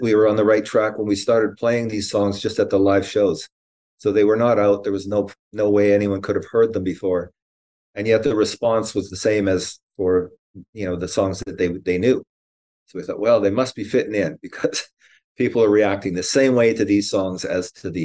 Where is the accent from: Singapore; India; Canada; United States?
Canada; being a Canadian